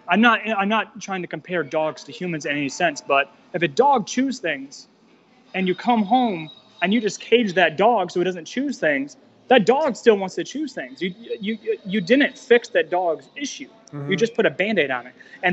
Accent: United States; I'm not going to go left. I'm not going to go right. I'm American. That's my party.

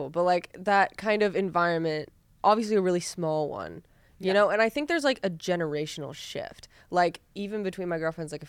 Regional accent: Sacramento, California, United States

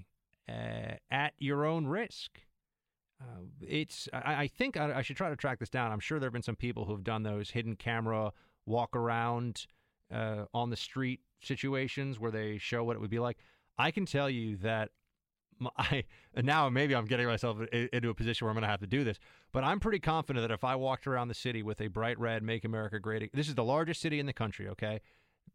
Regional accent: New York City, New York, United States; it's my hometown. I grew up here

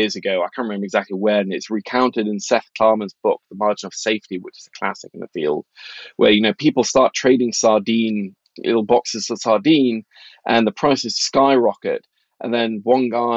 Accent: Norway; moved away; I grew up in Norway in the 80s

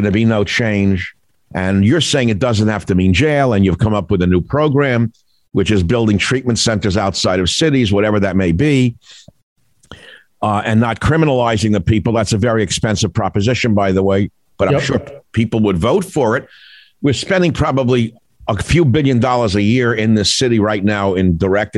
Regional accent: New York City, New York, United States; I grew up in New York

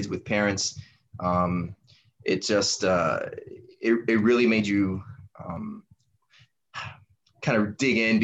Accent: Miami, Florida, United States; I'm from Miami, born and raised

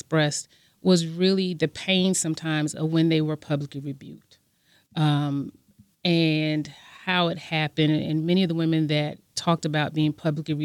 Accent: Savannah, Georgia, United States; as a young person growing up in Savannah, Georgia

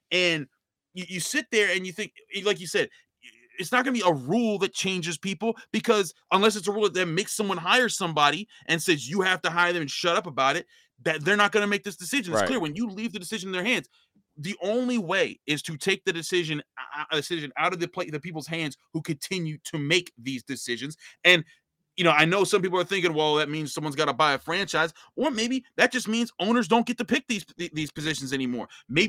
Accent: Pittsburgh, Pennsylvania, United States; I grew up in Pittsburgh.

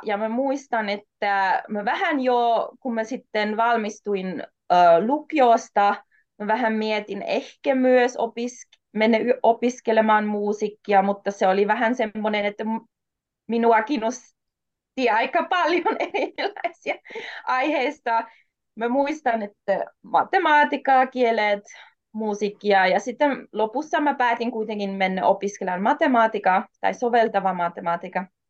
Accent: Austria; first language German, Polish; Finnish is a second language; moved away as an adult; also born or lived in Warsaw, Poland; now in Jyväskylä, Finland; mä oon Itävallasta kotoisin, mä oon syntynyt Varsovassa, Puolassa

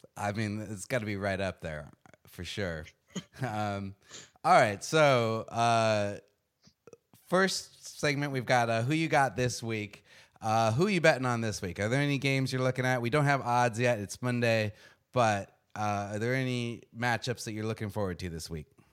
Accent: Arizona, United States; moved away; I'm from Arizona originally

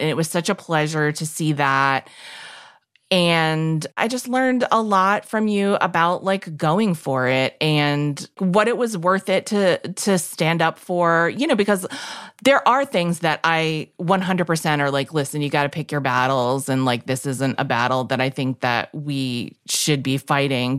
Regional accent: New York City, New York, United States; growing up in New York City

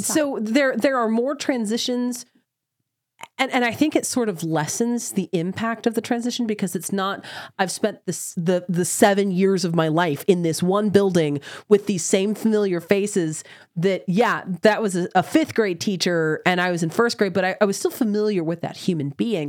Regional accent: Oklahoma, United States; I have was born in Oklahoma. I grew up in Oklahoma

